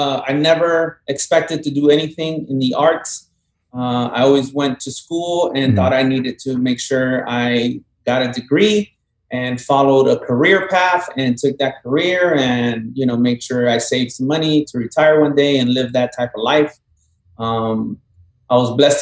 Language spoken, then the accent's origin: English; South Florida, United States; also born or lived in Colombia; I was born in Colombia, raised down here in South Florida my whole life